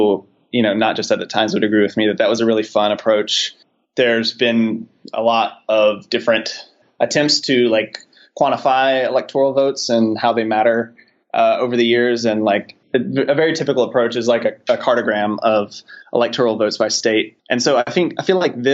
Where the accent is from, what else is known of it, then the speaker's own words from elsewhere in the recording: Charlotte, North Carolina, United States; I'm from North Carolina, so I know immediately to look at the small sliver of counties around Charlotte where I grew up